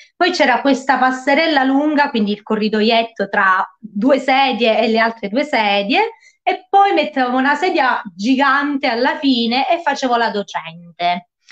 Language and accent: Italian; Lauria, Basilicata, Italy; moved away as an adult; now in Calabria, Italy; ho la mia scuola di musica che si trova a Lauria, quindi nel mio paese natale